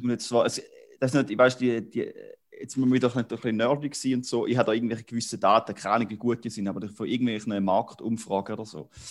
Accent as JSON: {"language": "German", "country": "Switzerland", "said": "als äh, Appenzeller"}